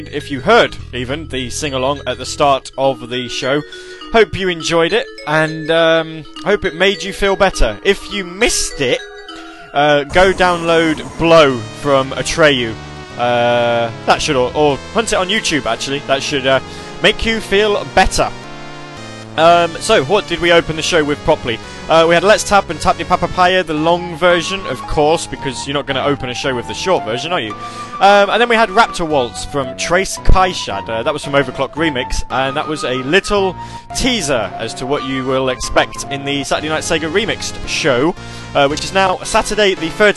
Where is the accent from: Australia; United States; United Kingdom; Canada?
United Kingdom; Because I'm British. You see, I don't really pronounce my THs awfully well